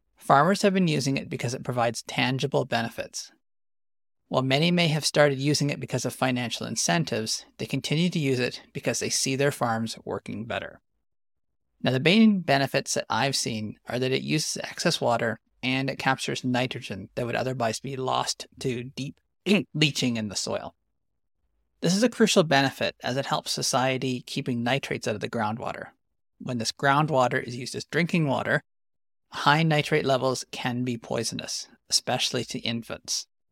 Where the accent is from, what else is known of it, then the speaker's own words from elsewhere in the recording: Western Canadian Prairies, Canada; I'm an agronomist from the Western Canadian Prairies specializing in climate smart agriculture